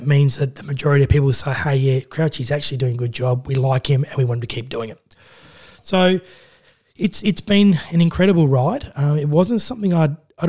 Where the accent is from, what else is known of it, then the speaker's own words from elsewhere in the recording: Adelaide, South Australia, Australia; now in Central Coast, Australia; I grew up in Adelaide